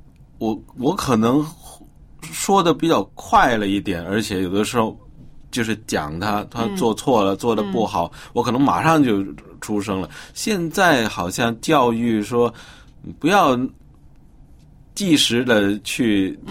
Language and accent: Chinese; China; 他们教孩子跟我们中国人教孩子这个方向啊，好像是可以说是